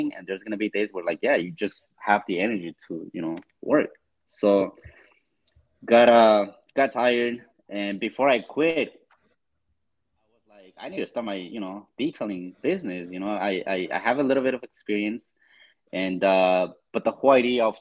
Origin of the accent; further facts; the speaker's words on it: Los Angeles, California, United States; I have always lived in LA. That's like my hometown